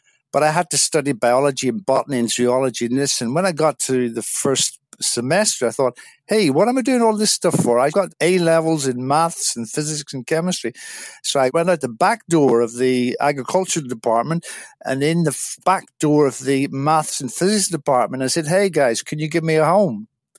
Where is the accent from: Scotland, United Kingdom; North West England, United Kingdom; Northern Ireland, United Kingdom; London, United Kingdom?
Northern Ireland, United Kingdom; moved away as an adult; I'm originally from Northern Ireland, a small village in South Derry, and I spent my first 18 years living in a small village, small country town